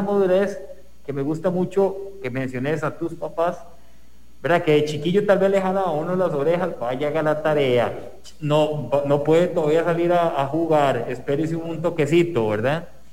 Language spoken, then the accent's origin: Spanish; Costa Rica; como sociedad costarricense